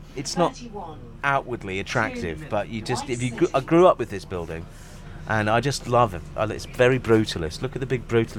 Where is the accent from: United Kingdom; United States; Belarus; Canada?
United Kingdom; London; also born or lived in Haringey; I grew up round here in Kilburn.